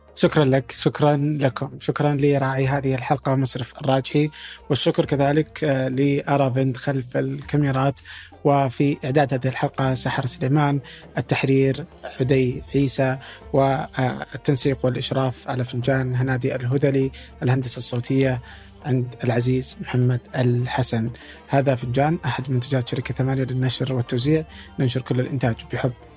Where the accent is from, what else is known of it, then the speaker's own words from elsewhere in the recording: Saudi Arabia; عندنا في السعوديه